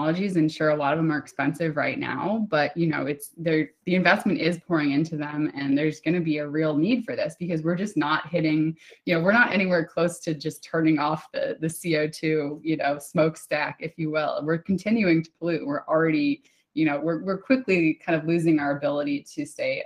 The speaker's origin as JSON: {"language": "English", "country": "United States", "said": "I'm American"}